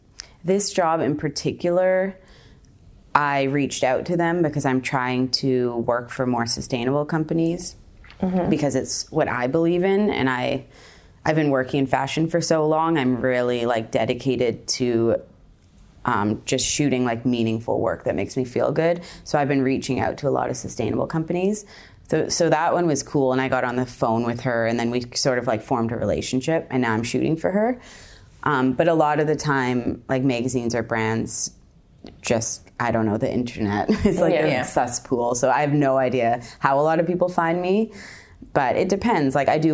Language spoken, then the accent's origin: English; Victoria, British Columbia, Canada; now in Toronto, Canada; I am from Victoria, British Columbia, and I'm currently living in Toronto.